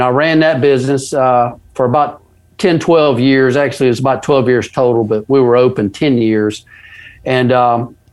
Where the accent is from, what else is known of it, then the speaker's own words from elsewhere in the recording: Mississippi, United States; I'm the boy from Mississippi